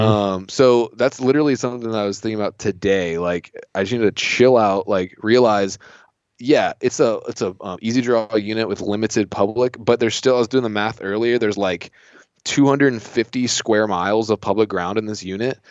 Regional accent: Southeast Virginia, United States; I grew up in Southeast Virginia on, like, in, like, salt marshes.

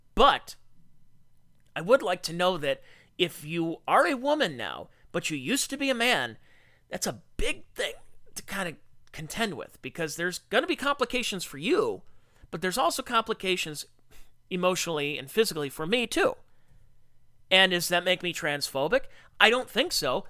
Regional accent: United States; I'm an American who works a blue-collar job who provides for his family

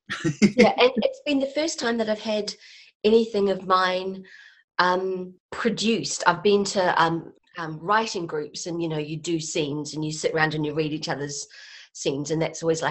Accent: New Zealand; moved away; Although, I'm from New Zealand originally. I've been here for like 15 years, and so I'm fairly settled.

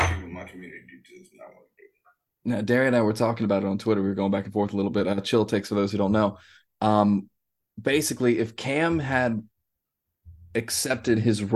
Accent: Jacksonville, Florida, United States; now in Savannah, United States; Growing up in Jacksonville, like it's a big city, but it's not a big city

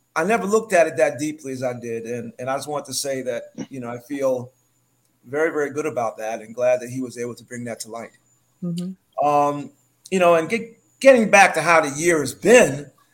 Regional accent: New York City, New York, United States; moved away as an adult; also born or lived in Harlem; now in British Virgin Islands; I was born and raised in New York

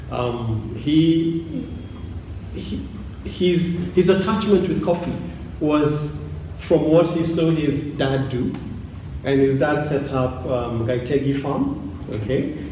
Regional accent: Thika, Kiambu County, Kenya; So we're from we're from Thika.

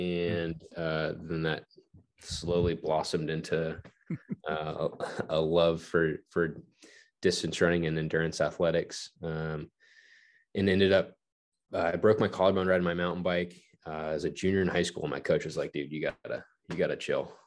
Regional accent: Palmdale, California, United States; I grew up in Palmdale, California, which is like an hour northeast of Los Angeles

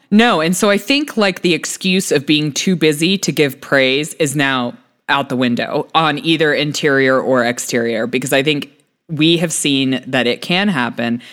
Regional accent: United States; also born or lived in United Kingdom; as a American who lived in Britain

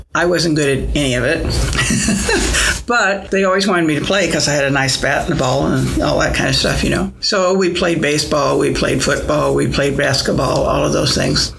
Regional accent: Springfield, Illinois, United States; I grew up in the south part of Springfield in Southern View

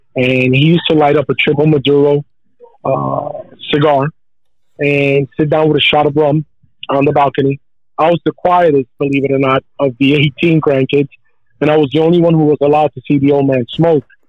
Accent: United States; I was born in the United States

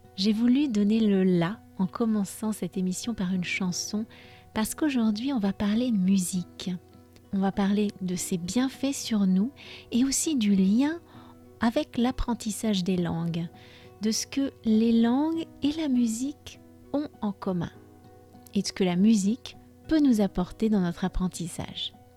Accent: France; je suis française, prof de français langue étrangère

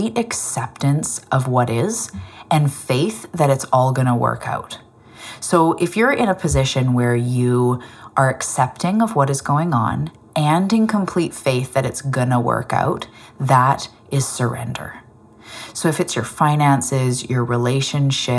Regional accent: Canada; I'm a Canadian

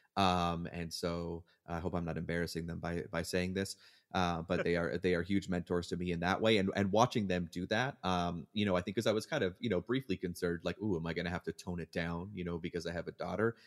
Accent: Hamilton, Ontario, Canada; moved away as an adult; now in United States; Hamilton is my hometown

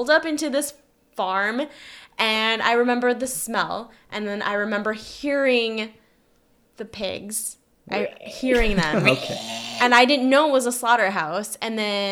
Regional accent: Wisconsin, United States; moved away; coming from Wisconsin as a kid

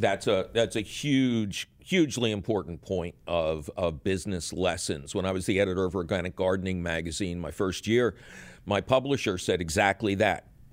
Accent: Philadelphia, Pennsylvania, United States; when I grew up in Philly

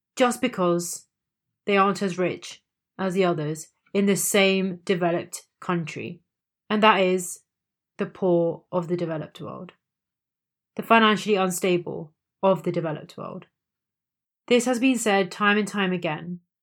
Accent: India; As an Indian myself

